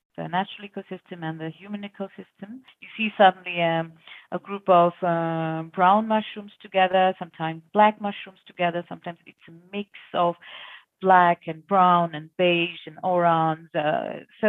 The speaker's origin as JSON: {"language": "English", "country": "India", "tie": "born or raised there", "moved": "as an adult", "lives_now": "Switzerland", "said": "I born and brought up in India, and I'm here from last 3.5 years in Switzerland."}